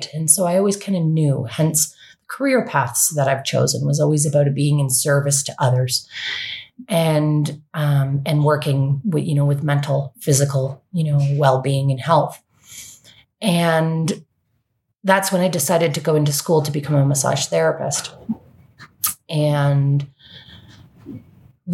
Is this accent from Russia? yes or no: no; Canada; also born or lived in Ontario / West Coast, Canada; I'm from Canada and was living in Ontario